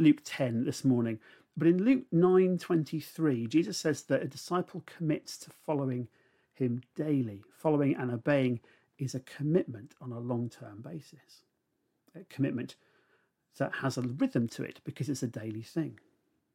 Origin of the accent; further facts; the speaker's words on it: Gosport, South East England, United Kingdom; now in Somerset, United Kingdom; I grew up in a naval town on the south coast, just on the Solent. The house I lived in was 10 Fairthorn Gardens, and it was the second house that I'd lived in Gosport, which is just up the road from Portsmouth